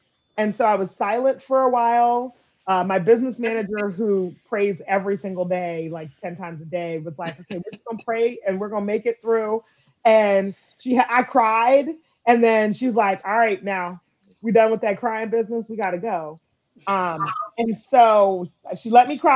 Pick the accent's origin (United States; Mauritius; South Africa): United States; Montgomery County, Maryland; moved away as an adult; now in Prince George's County, United States; I grew up in Montgomery County as a kid, but I've lived in Prince George's County for 20 plus years